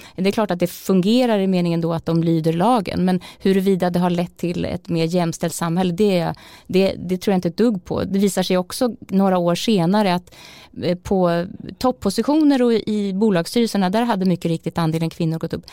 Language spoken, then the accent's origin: Swedish; Malmköping, Södermanland, Sweden; moved away; also born or lived in Norway; vi lantisar var mot Stockholm när jag var, bodde hemma i Malmköping